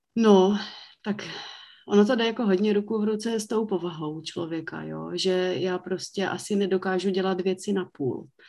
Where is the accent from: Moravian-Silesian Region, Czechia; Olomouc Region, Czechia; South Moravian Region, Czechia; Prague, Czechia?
South Moravian Region, Czechia; Mikulov; já pocházím z Mikulova, takže tam jsem se k tomu naučila mít jiný přístup, že se u nás vždycky vyrábělo víno